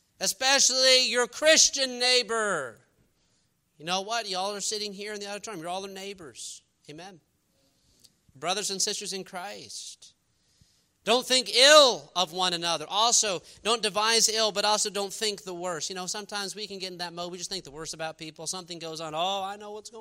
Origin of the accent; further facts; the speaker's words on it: New York, United States; now in Texas, United States; I'm from New York